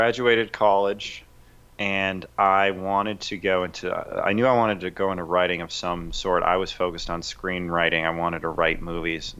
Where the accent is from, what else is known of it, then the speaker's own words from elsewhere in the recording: Minneapolis, Minnesota, United States; I am from Minneapolis